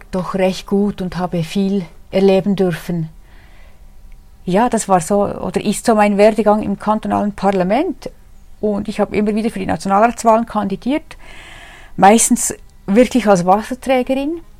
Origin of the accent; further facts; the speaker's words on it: Adelboden, Bern, Switzerland; born there; Damals war ich für das Oberland Großrätin. Ich bin gebürtige Adelbottnerin